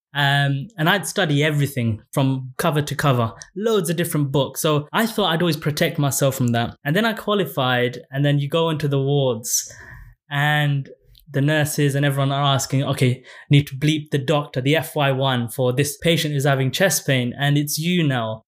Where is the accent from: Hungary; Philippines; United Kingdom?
United Kingdom; London; I grew up in Tower Hamlets, and I went to a state school